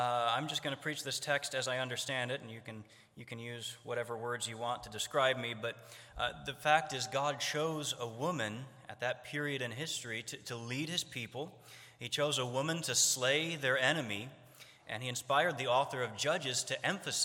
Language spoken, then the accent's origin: English; Northern Ohio, United States; I'm from Northern Ohio